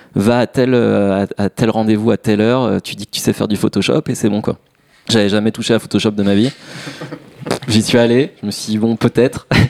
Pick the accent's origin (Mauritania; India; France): France; Massy, Île-de-France; chez moi à Massy